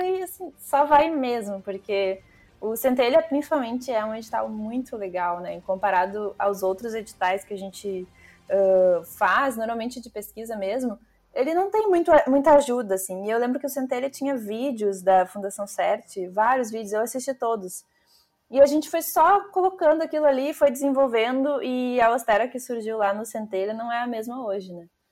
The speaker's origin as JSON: {"language": "Portuguese", "town": "Porto Alegre", "region": "Rio Grande do Sul", "country": "Brazil", "said": "sou de Porto Alegre"}